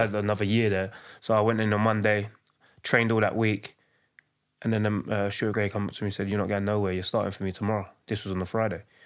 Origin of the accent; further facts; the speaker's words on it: London, United Kingdom; also born or lived in Hackney; from East London. I grew up in, in Hackney and I was raised in Leyton